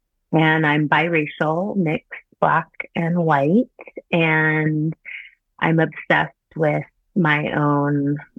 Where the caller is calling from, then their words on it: Oakland, California, United States; I'm 43 years old, and I am calling in from Oakland, California. I'm a cisgendered heterosexual woman who has been in a partnership for many years, and I have no children. And I'm biracial, mixed